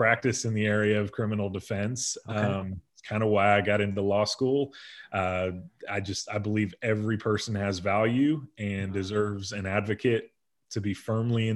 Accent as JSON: {"language": "English", "town": "Bloomfield", "region": "New Jersey", "country": "United States", "tie": "born or raised there", "moved": "as an adult", "lives_now": "Nashville, United States", "said": "I grew up in Bloomfield, New Jersey, which is northeastern New Jersey"}